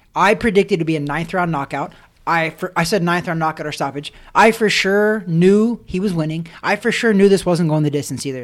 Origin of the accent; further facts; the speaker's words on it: Missouri, United States; I'm from Missouri.